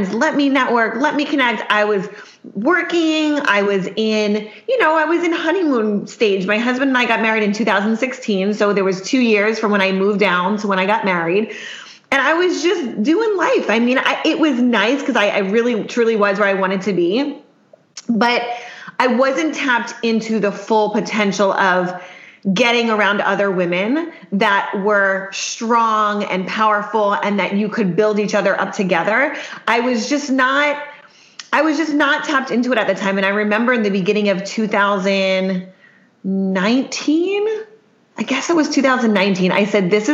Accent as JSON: {"language": "English", "town": "Worcester", "region": "Pennsylvania", "country": "United States", "moved": "yes", "lives_now": "Miami, United States", "said": "I'm actually from Pennsylvania. So a small town called Worcester, Pennsylvania"}